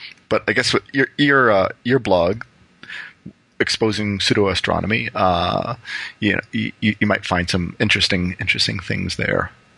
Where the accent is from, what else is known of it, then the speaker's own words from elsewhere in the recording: Windsor, Ontario, Canada; I'm originally from Windsor, Ontario, which is just, you know, right across the river from Detroit.